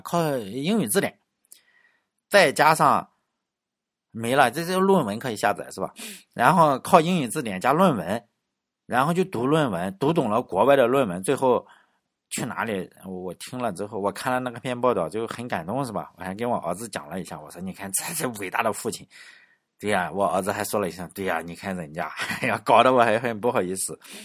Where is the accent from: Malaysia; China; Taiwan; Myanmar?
China; Laiwu, Shandong; moved away; 我老家有一种猪叫莱芜黑猪